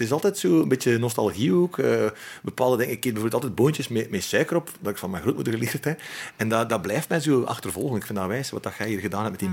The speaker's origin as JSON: {"language": "Dutch", "region": "Flanders", "country": "Belgium", "said": "Wij zijn daar slecht in, hè, als Vlaming"}